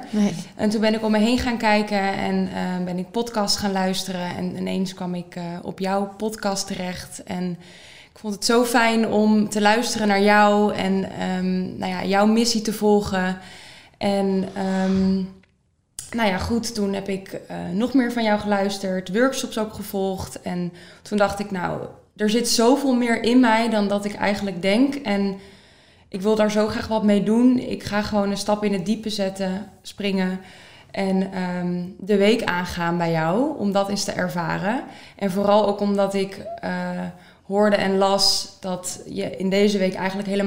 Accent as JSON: {"language": "Dutch", "town": "Soest", "region": "Utrecht", "country": "Netherlands", "said": "ik ben 25 jaar oud. Ik kom uit Soest."}